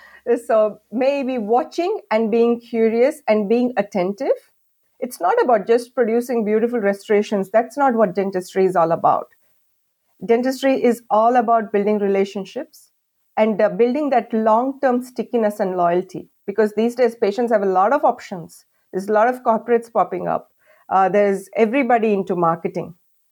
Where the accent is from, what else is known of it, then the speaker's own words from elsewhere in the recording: India; moved away as an adult; because I think at that time I just came in from India. My accent was quite strong.